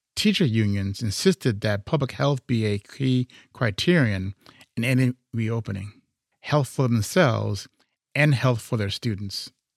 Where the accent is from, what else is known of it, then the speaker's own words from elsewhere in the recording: Chicago, Illinois, United States; I'm from Chicago